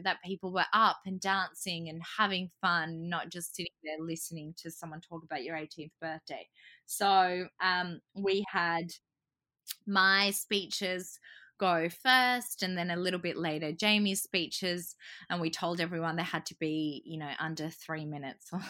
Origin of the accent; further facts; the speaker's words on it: Australia; also born or lived in Croatia; I was born in Croatia, but I've grown up here and I really identify as being Australian.